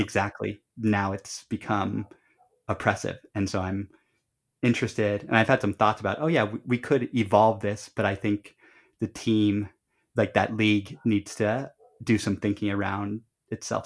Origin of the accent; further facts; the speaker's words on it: Colorado, United States; we grew up in Colorado